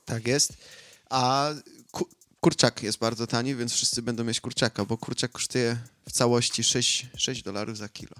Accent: Australia; jestem z Australii

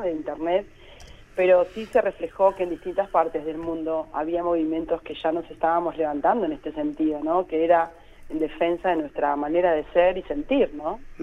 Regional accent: Mar del Plata, Buenos Aires Province, Argentina; también soy una ciudadana de Mar del Plata

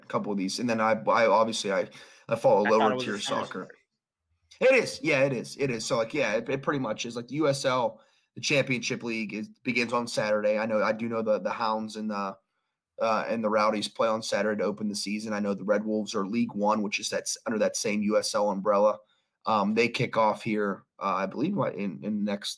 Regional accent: United States; I'm an American

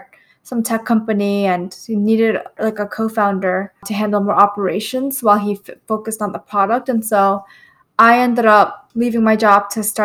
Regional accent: New York City, New York, United States; I grew up in Queens, New York

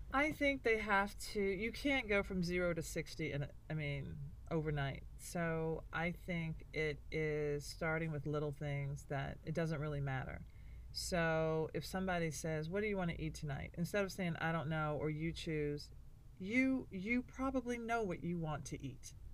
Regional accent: Nashville, Tennessee, United States; I'm from Nashville

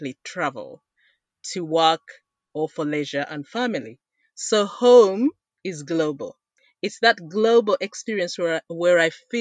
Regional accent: Uganda; moved away; I was born and raised in Uganda.

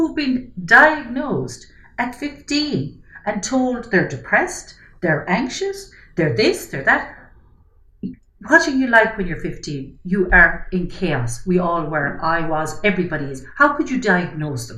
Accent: Ireland; as an Irish society

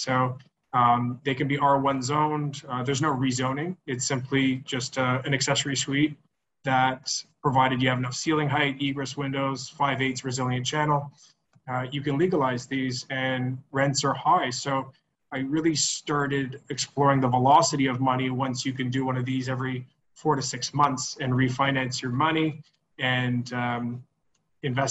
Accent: Montreal, Quebec, Canada; moved away; also born or lived in Ottawa; I'm from Montreal

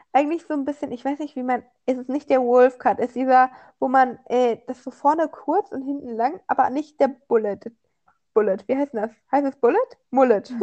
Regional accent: Germany; an mich als Deutscher

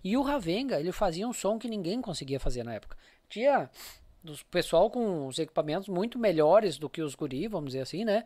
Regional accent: Capela de Santana, Rio Grande do Sul, Brazil; moved away as an adult; also born or lived in Novo Hamburgo; now in São Leopoldo, Brazil; Eu morei, eu saí lá de Capela com 45, eu tô com 52

